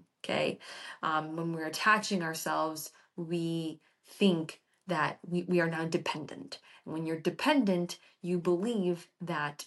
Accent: Florida, United States; I was born and raised in Florida

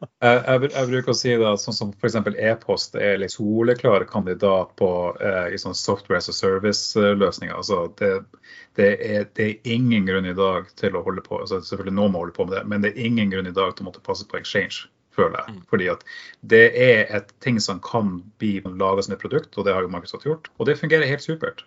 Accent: Tromsø, Troms, Norway; accent: Tromsø dialect; now in Oslo, Norway; jeg kommer originalt fra Tromsø, så det er derfor jeg har den flotte dialekten

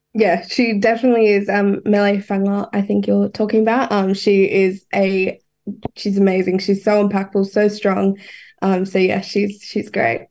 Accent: Queensland, Australia; I am a Queenslander

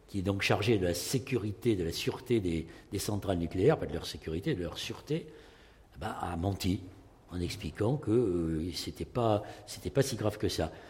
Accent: Bordeaux, Nouvelle-Aquitaine, France; moi, je suis de Bordeaux

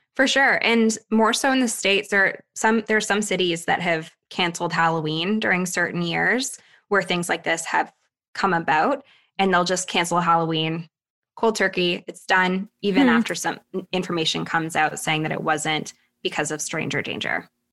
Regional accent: Thunder Bay, Ontario, Canada; moved away; my days in Thunder Bay, Ontario

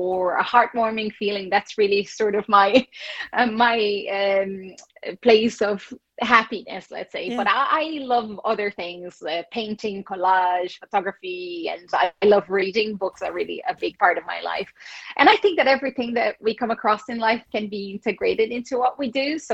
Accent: Brazil; English is a second language; moved away as an adult; also born or lived in United States; now in Ireland; I am from Brazil

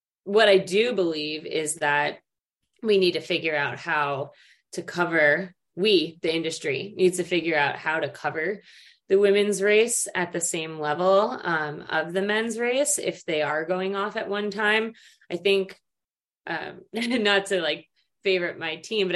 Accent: United States; speaking as an American

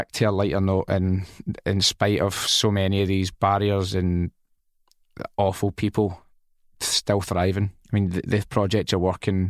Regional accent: Scotland, United Kingdom; also born or lived in England / Spain; I love Scotland. I am Scottish. I've lived here. I've lived in England, lived in Spain for so many years

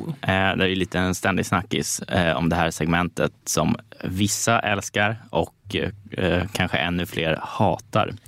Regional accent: Stockholm, Stockholm County, Sweden; där jag är uppvuxen på Södermalm

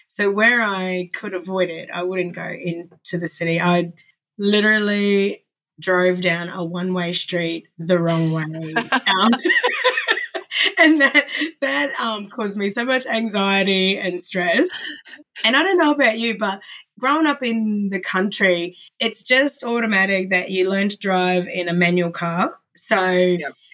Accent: Ayr, Queensland, Australia; also born or lived in Brisbane, Queensland; now in Mackay, Australia; I moved from Ayr in North Queensland to Brisbane, Queensland, and then back to Mackay

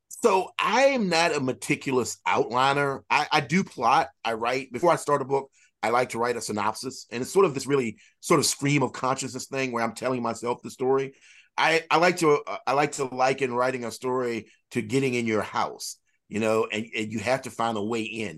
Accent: United States; in my hometown, I live in a very small county, and, uh, of eight thousand people.

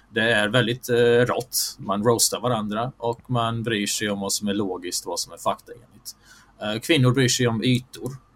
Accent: Bosnia & Herzegovina; jag är bosnisk muslim i, i grunden.

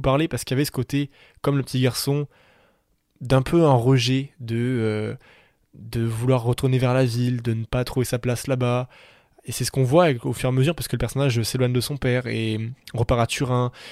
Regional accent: south of France, France; je viens des Pyrénées, je viens du sud de la France

